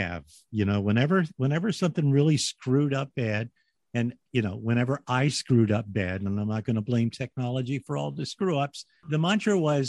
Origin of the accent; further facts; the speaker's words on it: Philadelphia, Pennsylvania, United States; I was born and raised in the Philadelphia area.